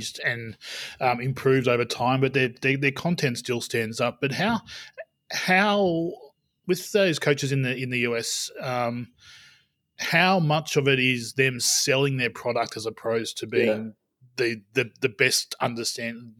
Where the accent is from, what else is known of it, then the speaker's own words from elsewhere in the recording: Australia; we don't sell ourselves as Australian coaches very well